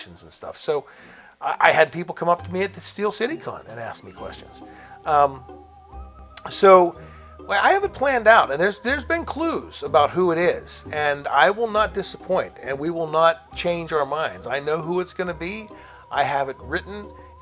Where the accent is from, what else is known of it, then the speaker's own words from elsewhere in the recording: Pittsburgh, Pennsylvania, United States; also born or lived in Washington, Pennsylvania; I grew up in Pittsburgh